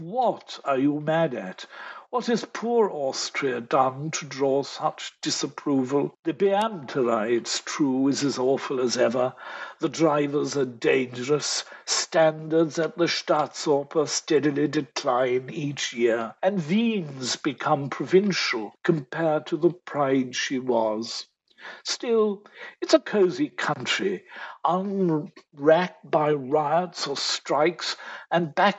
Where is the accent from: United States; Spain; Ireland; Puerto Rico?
Ireland; as an Irishman